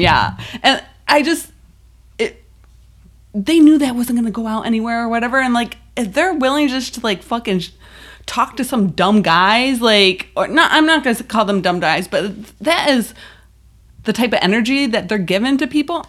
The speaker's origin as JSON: {"language": "English", "town": "Buffalo", "region": "New York", "country": "United States", "said": "I'm from Buffalo."}